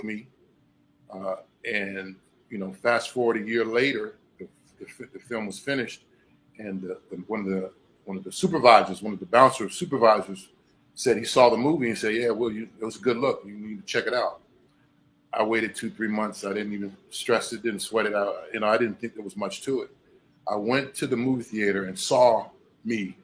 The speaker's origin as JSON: {"language": "English", "town": "Hampton", "region": "Virginia", "country": "United States", "also_born_or_lived": "Petersburg, Virginia / New York", "moved": "as an adult", "lives_now": "Miami, United States", "said": "I'm from Virginia originally, a place called Hampton."}